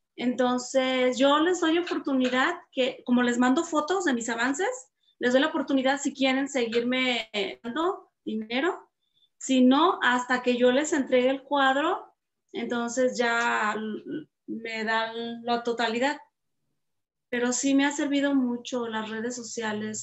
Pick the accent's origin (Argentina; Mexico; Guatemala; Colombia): Mexico; Atotonilco el Alto, Jalisco; de Atotonilco, de mi pueblo